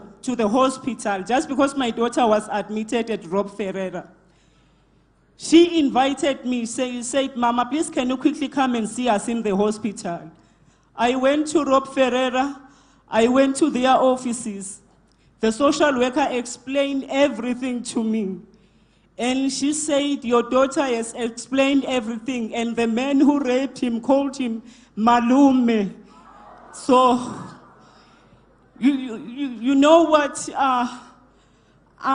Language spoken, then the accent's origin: English; Mpumalanga, South Africa; I'm from Mpumalanga